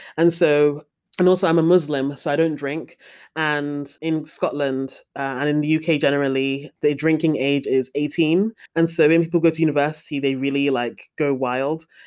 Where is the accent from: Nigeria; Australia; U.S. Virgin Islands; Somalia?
Nigeria; as a Nigerian person